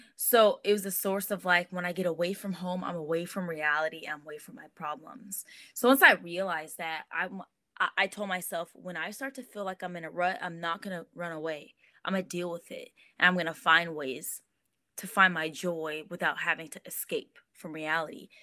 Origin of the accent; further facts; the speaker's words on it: Los Angeles, California, United States; also born or lived in Inglewood; now in Rancho Cucamonga, United States; Born and raised